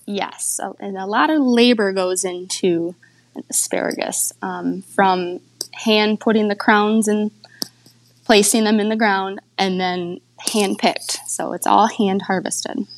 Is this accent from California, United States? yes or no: no; Michigan, United States; I grew up on my family's fruit and vegetable farm in Michigan.